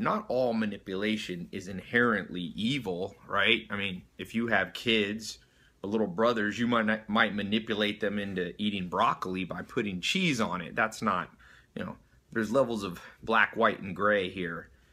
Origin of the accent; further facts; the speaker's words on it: Long Beach, California, United States; I was born in Long Beach.